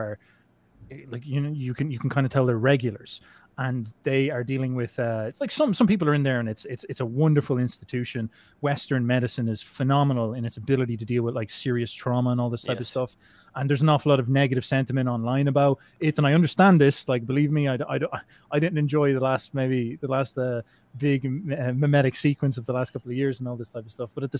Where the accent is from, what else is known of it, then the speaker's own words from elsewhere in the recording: Ireland; I'm Irish